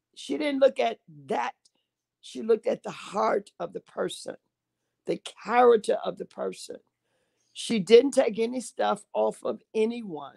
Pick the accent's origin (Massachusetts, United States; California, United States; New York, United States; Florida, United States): Florida, United States; Sarasota; moved away as an adult; also born or lived in Camp Lejeune, North Carolina; now in Chicago, United States; I'm originally from Sarasota, Florida